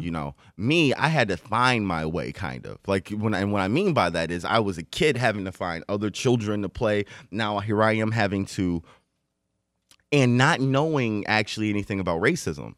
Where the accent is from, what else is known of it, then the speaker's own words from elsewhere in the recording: Detroit, Michigan, United States; also born or lived in Westland, Michigan; I grew up in Detroit. I was in Detroit, uh, for, until I was in, um, middle school